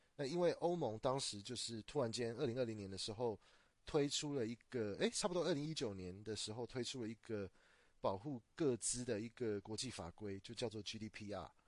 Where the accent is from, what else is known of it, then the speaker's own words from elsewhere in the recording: Taiwan; 我是土生土长的台湾人